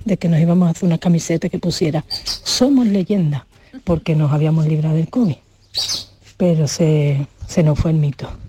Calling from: Seville, Andalusia, Spain; de Sevilla.

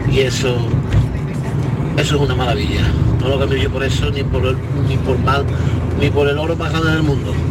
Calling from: Seville, Andalusia, Spain; de Sevilla.

